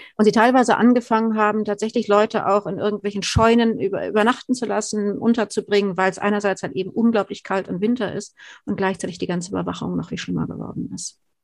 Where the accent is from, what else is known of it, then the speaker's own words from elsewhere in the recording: Germany; Wir als Deutsche